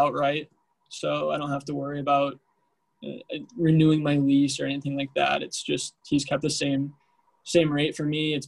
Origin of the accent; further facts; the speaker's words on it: United States; now in Tempe, United States; from Washington